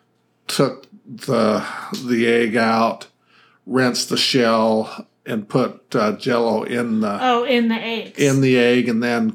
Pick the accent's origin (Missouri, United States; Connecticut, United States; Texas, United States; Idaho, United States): Idaho, United States; now in Arizona, United States; Where I grew up in Idaho, we still had 2 feet of snow a lot of times